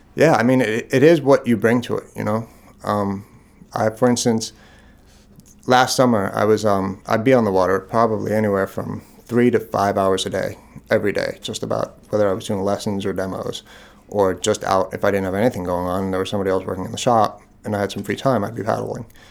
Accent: Long Island, New York, United States; also born or lived in Boston; now in Maine, United States; I grew up on Long Island in New York

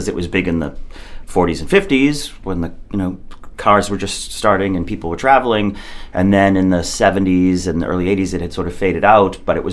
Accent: Massachusetts, United States; moved away as an adult; now in Maine, United States; I grew up in Massachusetts. I was born in Massachusetts

